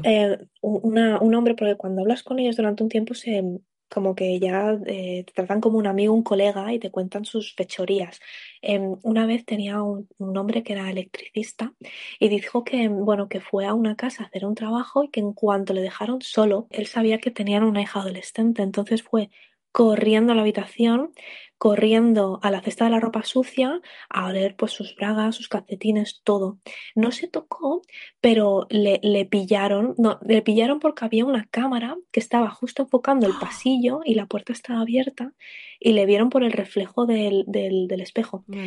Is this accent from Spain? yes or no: yes; Spain; yo soy española